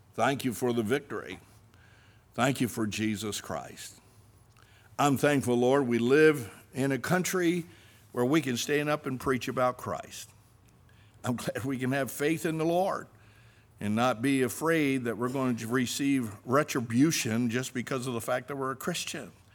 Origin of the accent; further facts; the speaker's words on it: United States; I stand fast as an American. I stand fast as a citizen of the United States of America.